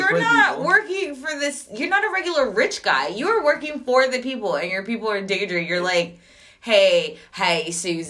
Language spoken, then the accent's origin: English; New York, United States; I was a girl from New York